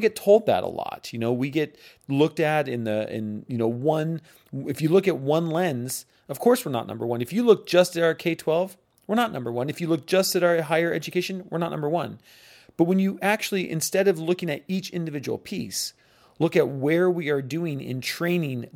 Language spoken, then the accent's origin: English; United States; I'm American